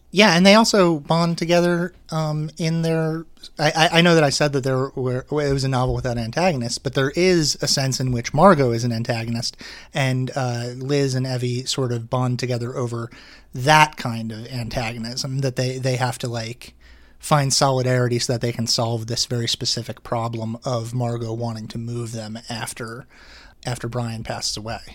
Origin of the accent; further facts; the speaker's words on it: Manasquan, New Jersey, United States; I grew up in Manasquan.